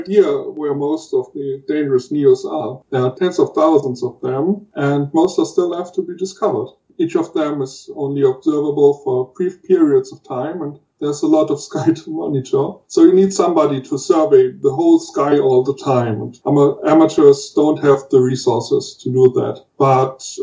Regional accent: Germany; I'm from Germany

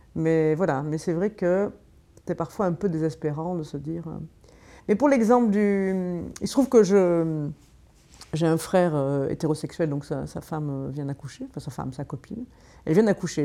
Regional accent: Marseille, Provence-Alpes-Côte d'Azur, France; moved away; je viens de Marseille à l'origine

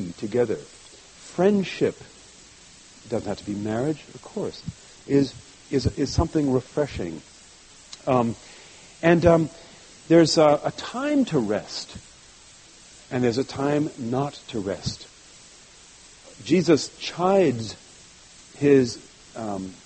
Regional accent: France; moved away; I grew up in France

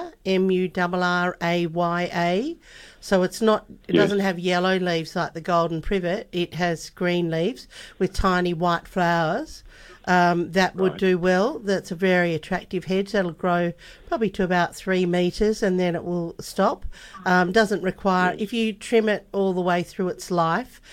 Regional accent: Melbourne, Victoria, Australia; now in Western Australia, Australia; I'm from Melbourne originally, and we had them in we had them at one of the homes where we lived

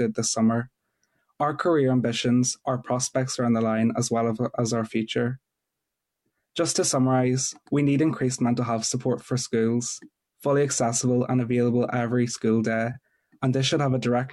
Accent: Newry, Northern Ireland, United Kingdom; I'm 17 from Newry

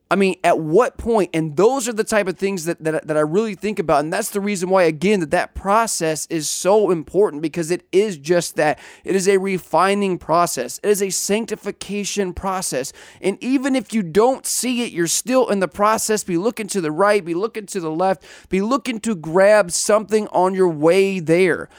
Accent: Southeast Missouri, United States; I grew up in Southeast Missouri

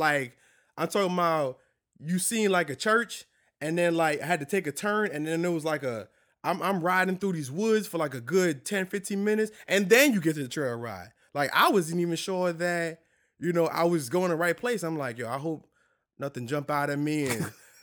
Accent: New York, United States; now in Louisiana, United States; Now, I'm a city boy. You know what I'm saying? I'm from New York, you know what I mean? And you know, being in Louisiana and being down here is a whole different thing for me.

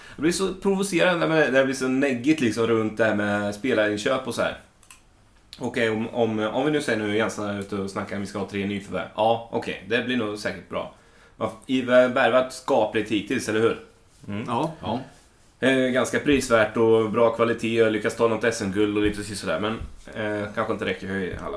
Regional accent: Småland, Sweden; jag växte upp i Småland på ett ställe där det inte finns någonting annat än skog

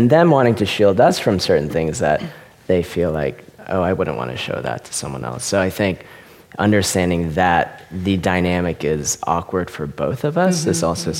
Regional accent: Richmond, Virginia, United States; now in Los Angeles, United States; my time growing up in Richmond, Virginia, capital of the Confederacy, and being a minority there

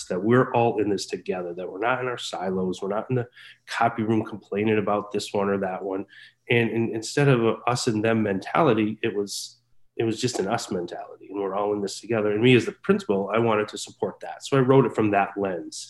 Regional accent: Massachusetts, United States; also born or lived in Pittsfield, Massachusetts / Springfield, Massachusetts / Boston, Massachusetts; I am from Massachusetts, and I work in Leicester, Massachusetts

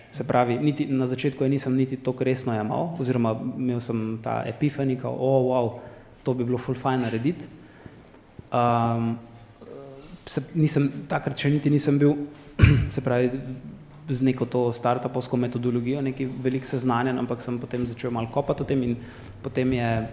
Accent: Prekmurje, Slovenia; moved away; sem iz Prekmorja

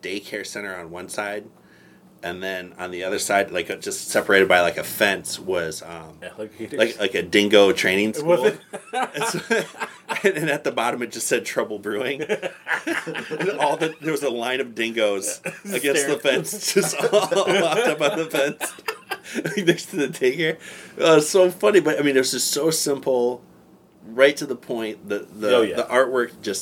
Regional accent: Flint, Michigan, United States; growing up in Flint

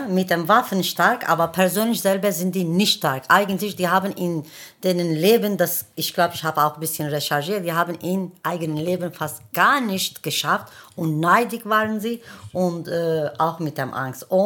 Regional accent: Germany; wir wachsen hier, wir arbeiten hier und wir sterben hier. Das bedeutet, hier gehört zu uns auch. Ne? Wir sind ja auch Deutsche. Ja, mein äh, Hintergrund ist Kurde, aber ich bin Deutsche.

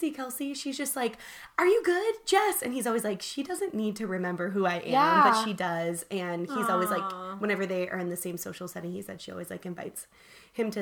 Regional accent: Southern California, United States; also born or lived in Illinois; now in Nashville, United States; Grew up in California, Southern California.

